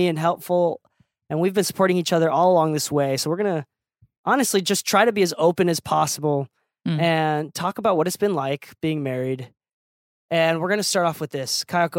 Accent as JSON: {"language": "English", "region": "Okinawa", "country": "Japan", "said": "And I'm Okinawan. I'm from Okinawa, Japan."}